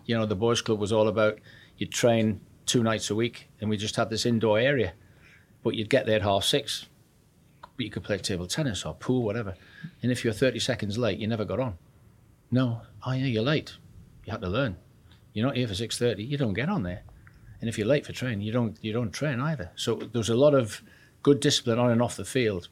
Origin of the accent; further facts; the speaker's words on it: Newcastle upon Tyne, North East England, United Kingdom; accent: Geordie; also born or lived in Wallsend; I'm a Geordie born and bred, proud of it.